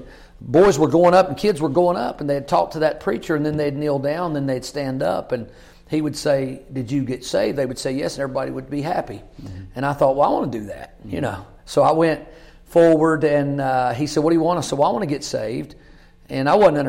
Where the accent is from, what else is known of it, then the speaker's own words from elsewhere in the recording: Kentucky, United States; I grew up in Kentucky, Greene County